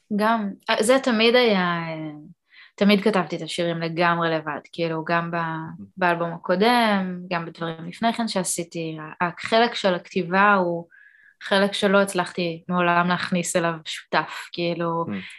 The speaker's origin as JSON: {"language": "Hebrew", "country": "Israel", "tie": "born or raised there", "also_born_or_lived": "Canada", "said": "עליתי לארץ עם אימא שלי ועם אח שלי בגיל ארבע"}